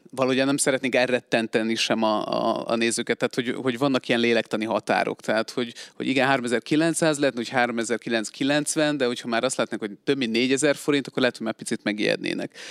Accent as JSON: {"language": "Hungarian", "region": "Budapest", "country": "Hungary", "moved": "as an adult", "lives_now": "Szeged, Hungary", "said": "én alapvetően budapesti vagyok"}